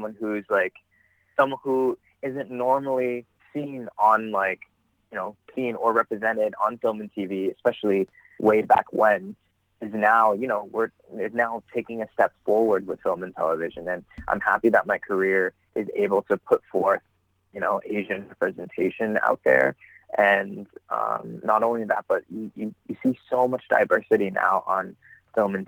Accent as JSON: {"language": "English", "town": "Toronto", "region": "Ontario", "country": "Canada", "tie": "born or raised there", "said": "I am originally from Toronto, Ontario, born and raised."}